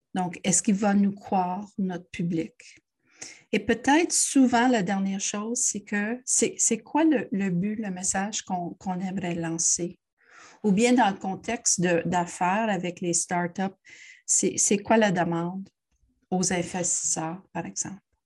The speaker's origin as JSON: {"language": "French", "town": "Montreal", "region": "Quebec", "country": "Canada", "also_born_or_lived": "Ontario / Toronto", "moved": "as an adult", "said": "Je suis une Montréalaise. J'ai fait beaucoup d'études en Ontario, mais euh, j'ai retourné euh, heureusement à Montréal"}